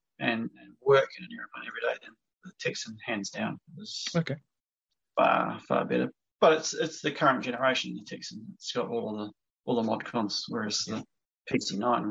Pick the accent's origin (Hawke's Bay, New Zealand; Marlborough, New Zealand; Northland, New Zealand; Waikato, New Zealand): Northland, New Zealand; moved away; I'm from Northland, from a small sheep farm north of Dargaville in a place called Ahihiwi